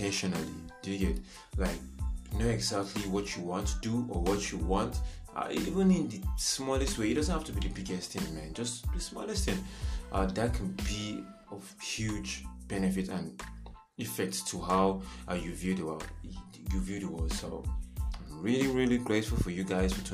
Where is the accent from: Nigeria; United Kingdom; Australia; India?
Nigeria; I am a Nigerian